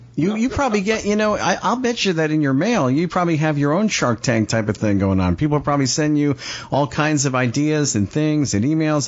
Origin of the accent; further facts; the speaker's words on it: Pompano Beach, Florida, United States; I'm from uh, Pompano Beach, Florida